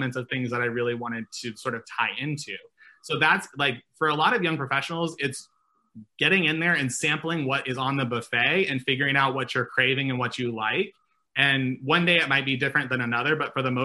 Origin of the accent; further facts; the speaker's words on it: Nebraska, United States; moved away; I'm from Nebraska originally